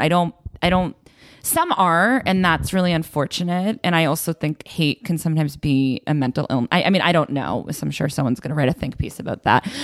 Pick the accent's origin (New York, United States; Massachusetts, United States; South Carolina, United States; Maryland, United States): Massachusetts, United States; Belmont; Belmont, Massachusetts